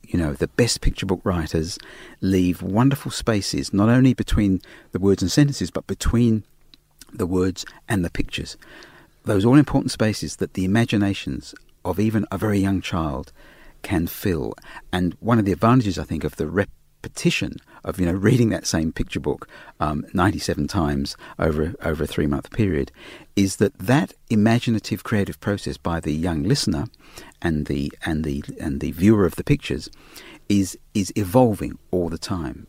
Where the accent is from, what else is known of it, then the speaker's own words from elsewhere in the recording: Australia; accent: Australian; my Australian accent